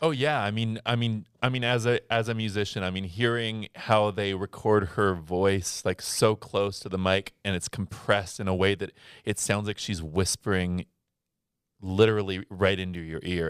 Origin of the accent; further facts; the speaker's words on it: Scottsdale, Arizona, United States; in high school, I was in, I was in Scottsdale, Arizona.